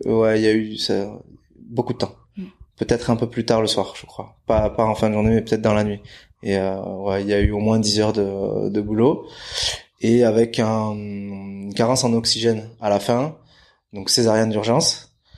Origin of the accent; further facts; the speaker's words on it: Bidart, Nouvelle-Aquitaine, France; also born or lived in Brazil; now in Biarritz, France; basé à Bidar, j'ai grandi à Bidar, né au Brésil mais je suis arrivé ici quand je devais avoir un an et demi, un an et demi, deux ans. Donc donc basque, je me considère basque